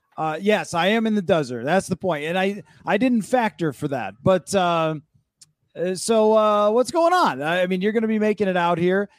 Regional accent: Buffalo, New York, United States; moved away; I come from Buffalo

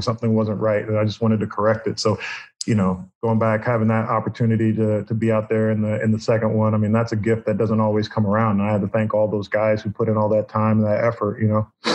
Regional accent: Indianapolis, Indiana, United States; moved away as an adult; also born or lived in Boston / New York; now in Florida, United States; grew up in Indianapolis, went to Boston College, and then ended up in New York

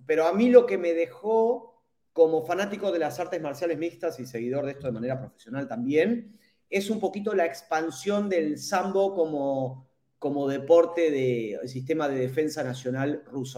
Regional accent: Argentina

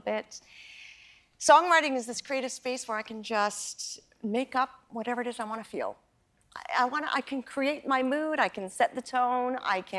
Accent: Canada; my childhood growing up in Canada

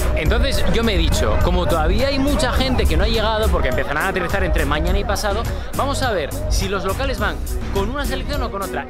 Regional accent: Argentina; now in Sydney, Australia; Y yo soy argentino, pero vengo de Australia

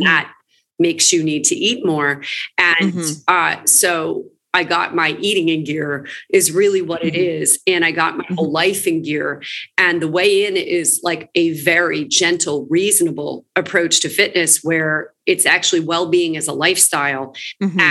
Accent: Princeton, New Jersey, United States; moved away as an adult; also born or lived in New York City; now in Los Angeles, United States; I'm originally from around the Princeton area in New Jersey.

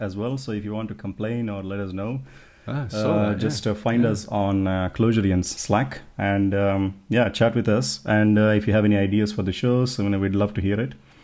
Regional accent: India; I'm from India.

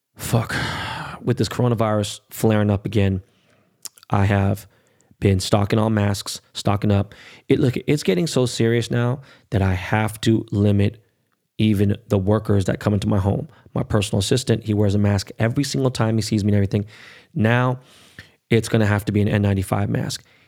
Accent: United States; I'm American more than anything, right? But I, obviously, I know what, you know, my heritage and, and, and where my family's from. They're from Korea

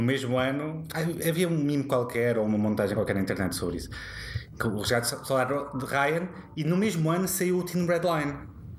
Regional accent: Póvoa de Santo Adrião, Lisbon, Portugal; eu cresci na Pova Santaria

